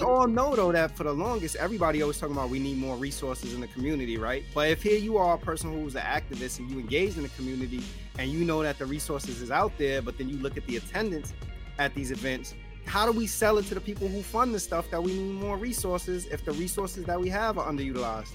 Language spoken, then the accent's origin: English; New York City, New York, United States; growing up in the South Bronx